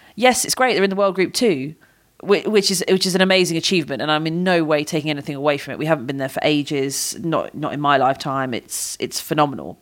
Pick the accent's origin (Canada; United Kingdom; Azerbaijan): United Kingdom; as a Brit.